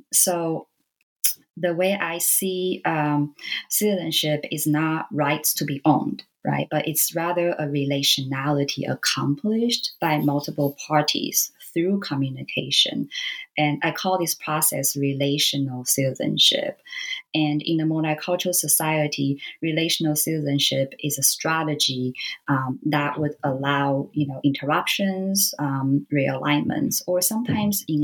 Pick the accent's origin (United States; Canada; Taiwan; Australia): Taiwan; I grew up in Taiwan. And so, you know, being a Taiwanese